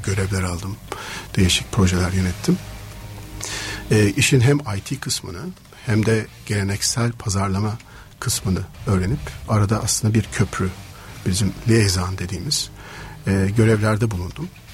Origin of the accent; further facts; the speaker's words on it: Istanbul, Turkey; İstanbul'da doğdum